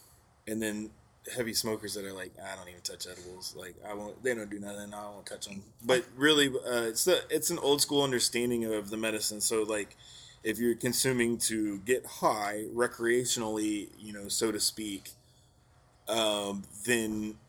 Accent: Texas, United States; Just part of growing up in Texas where you don't really know what you're consuming.

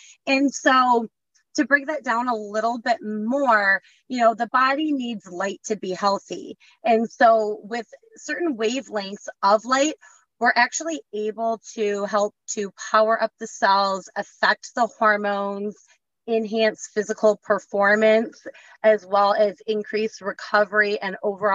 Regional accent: Michigan, United States; I grew up in Michigan

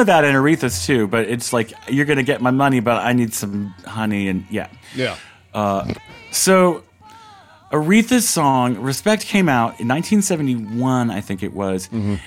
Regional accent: the South, United States; I grew up in the South

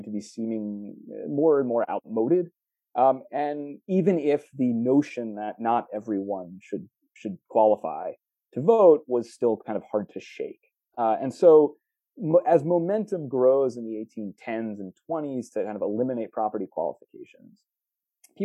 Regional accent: New York, United States; I'm a homer for my home state

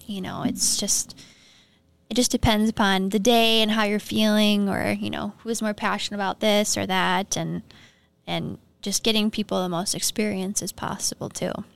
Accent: Minnesota, United States; also born or lived in Duluth, Minnesota; I grew up in Malacca, Minnesota, surrounded by farming, like small community

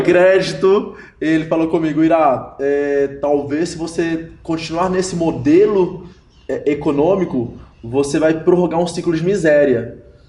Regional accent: Montes Claros, Minas Gerais, Brazil; lá em Montes Claros, onde eu sou caçula de, de três filhos, minha mãe era professora

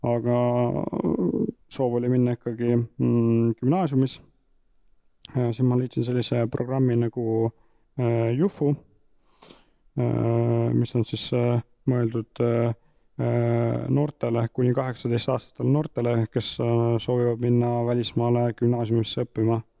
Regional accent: Tihemetsa, Pärnu County, Estonia; pärit Tihemetsast, terve elu Tihemetsas elanud Saarde vallas

